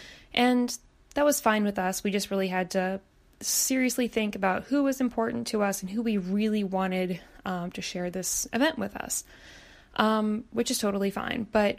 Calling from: Baltimore, Maryland, United States; I'm calling you from Baltimore, Maryland.

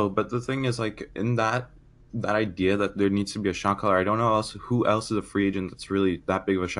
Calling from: Long Island, New York, United States; I'm from Long Island, New York.

